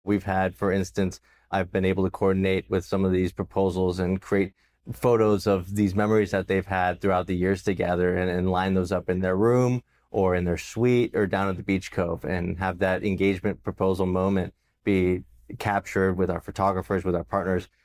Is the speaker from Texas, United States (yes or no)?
no; Los Angeles area, California, United States; Growing up here as a local